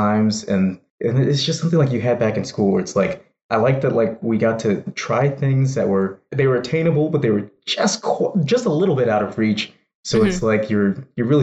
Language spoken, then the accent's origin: English; San Jose, California, United States; I grew up in San Jose